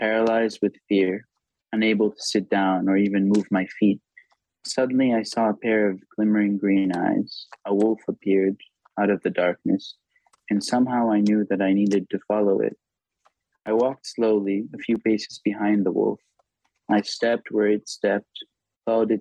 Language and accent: English; Tel Aviv, Tel Aviv District, Israel; first language Hebrew; English is a second language; I grew up in Tel Aviv